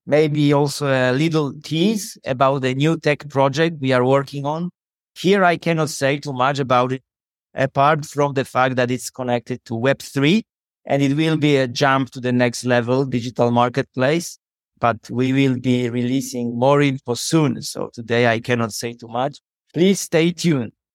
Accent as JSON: {"language": "English", "country": "Poland", "tie": "born or raised there", "said": "I'm from Poland."}